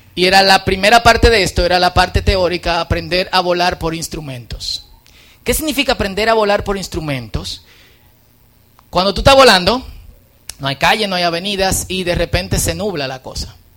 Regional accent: Dominican Republic; En buen dominicano

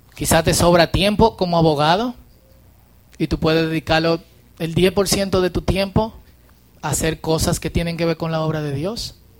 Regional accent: Dominican Republic; accent: Dominican; un buen dominicano

